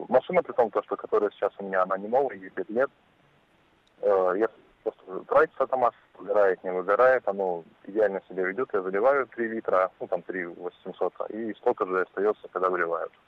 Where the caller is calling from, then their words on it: Vladivostok, Primorsky Krai, Russia; А, я хотел сказать, что я сам из Владивостока, и у нас здесь очень много совершенно разных машин по сравнению с Москвой